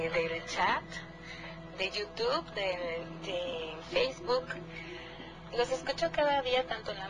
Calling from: Cuernavaca, Morelos, Mexico; Hola, buenas noches, Gina y Nacho … de Cuernavaca.

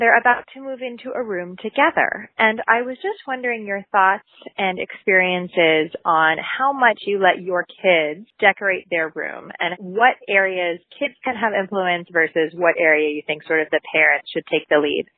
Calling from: Portland, Oregon, United States; I'm calling from Portland, Oregon

